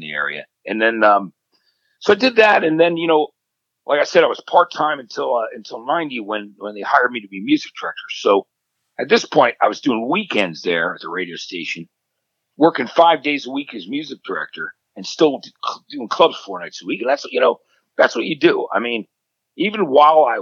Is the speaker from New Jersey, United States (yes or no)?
yes; Jersey Shore, New Jersey, United States; I was coming from the Jersey Shore